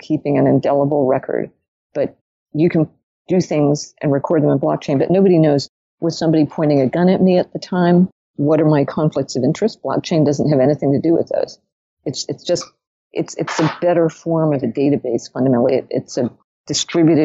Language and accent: English; New York, United States; also born or lived in Zurich, Switzerland; I'm a New Yorker